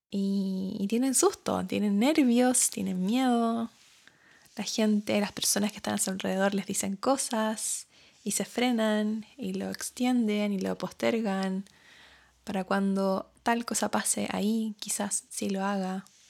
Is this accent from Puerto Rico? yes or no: no; Chile; moved away as an adult; now in New Zealand; yo soy de Chile, hablo español em, y no sabía inglés cuando me vine a Nueva Zelanda